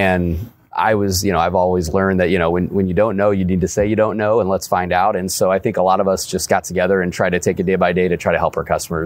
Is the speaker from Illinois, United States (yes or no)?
yes; Alton, Illinois, United States; I grew up in Alton. Grew up with over on Tibbet Street in Alton